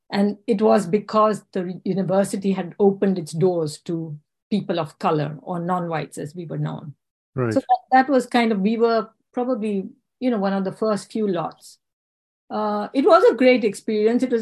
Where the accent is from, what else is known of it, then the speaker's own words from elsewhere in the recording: India; English is a second language; also born or lived in South Africa / England; I was born in South Africa during the apartheid era, but I can't say I grew up there. Uh, my parents sent us to India and then to England for our studies.